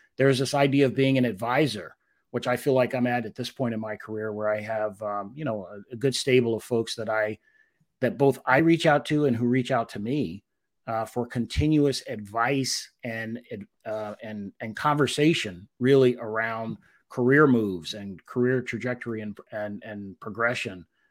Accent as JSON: {"language": "English", "town": "Washington", "region": "District of Columbia", "country": "United States", "tie": "born or raised there", "said": "I was a little guy growing up in Washington D.C."}